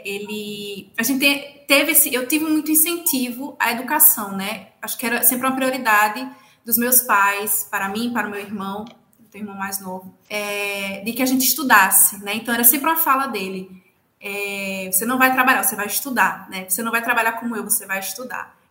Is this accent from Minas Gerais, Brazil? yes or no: no; Lagoa do Carro, Pernambuco, Brazil; moved away as an adult; now in Ceará, Brazil; eu sou do interior também, né, de Pernambuco, eu sou de uma cidade chamada Lagoa do Carro